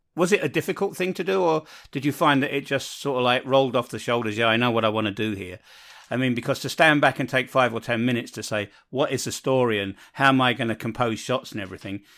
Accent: London, United Kingdom; moved away; I come from London, so there's always infighting between whether you're a, a northerner, a southerner, uh, an eastender or a westender, and, and I'm a westender

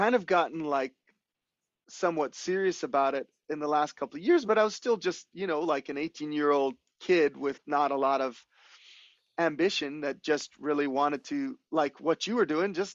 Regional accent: Hawaii, United States; moved away as an adult; also born or lived in Los Angeles; growing up in Hawaii your whole life

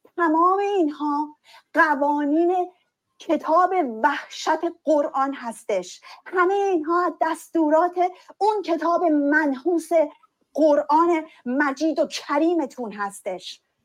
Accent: Iran; ما هم تو همون کشور به دنیا اومدیم

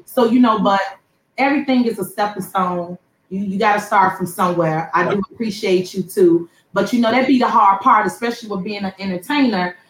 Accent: Chicago, Illinois, United States; I'm from the Chicago

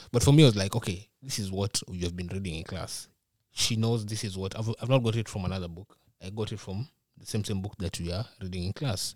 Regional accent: Nairobi, Kenya; moved away as an adult; now in Minnesota, United States; I'm from Nairobi.

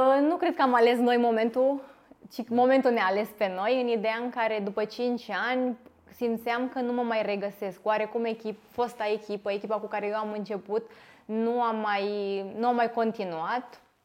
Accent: Târgu Jiu, Gorj, Romania; Târgu Jiu, orașul meu natal

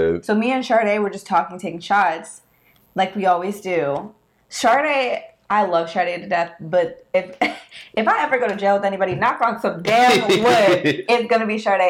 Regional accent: Germany; also born or lived in Panama City, Florida; now in North Carolina, United States; I hate telling people I'm from Germany.

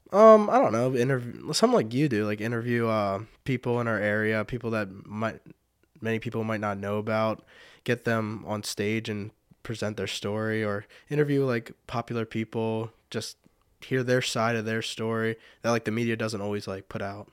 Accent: Fredericksburg, Pennsylvania, United States; I've lived in Fredericksburg my whole life. I think I moved there when I was less than a year old, so my whole life that I remember.

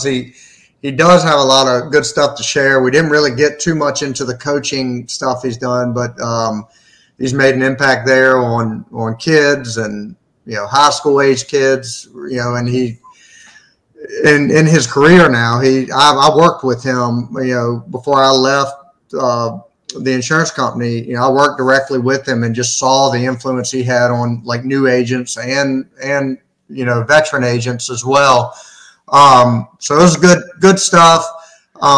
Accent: Surry County, Virginia, United States; my hometown

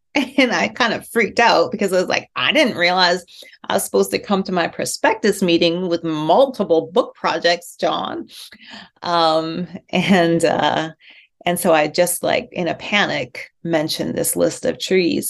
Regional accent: outside Edmonton, rural Alberta, Canada; I grew up in Alberta, outside about 40 minutes outside of Edmonton in rural Alberta

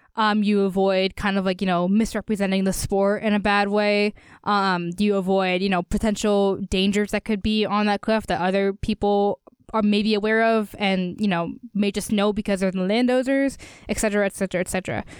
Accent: Easton, Pennsylvania, United States; my hometown of Easton

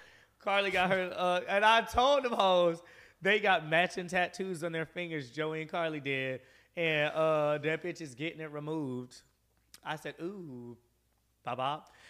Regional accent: the South, United States; moved away as an adult; also born or lived in Atlanta; now in Los Angeles, United States; I'm from the South.

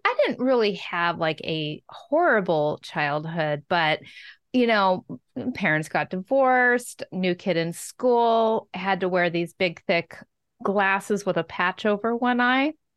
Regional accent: Washington, United States; Growing up in Washington State

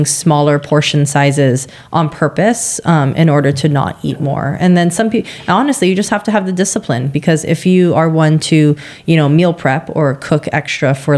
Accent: Hawaii, United States; moved away; I'm from Hawaii

